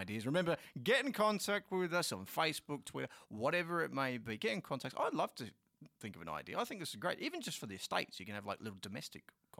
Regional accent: Australia; I'm very Aussie in that sense.

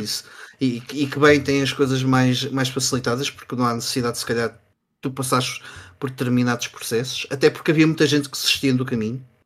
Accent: Sintra, Lisbon, Portugal; de onde eu sou, uh, havia uma prova, a prova de Sintra

